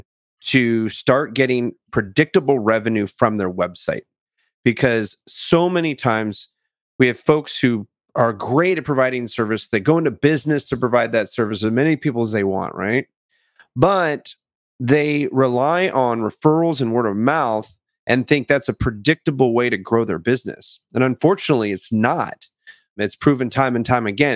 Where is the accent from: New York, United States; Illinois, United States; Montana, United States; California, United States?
California, United States; also born or lived in England; I was born in England to a pair of Air Force parents. I grew up in California